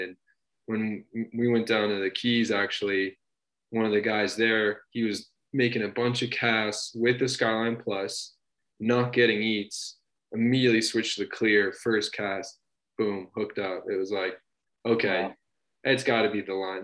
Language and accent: English; New Hampshire, United States; moved away as an adult; now in Boulder, Colorado, United States; I grew up in New Hampshire